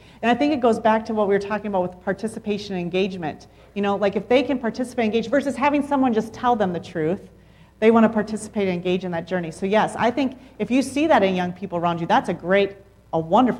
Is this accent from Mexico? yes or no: yes; Mexico; I mean, growing up in Mexico, all Mexicans together.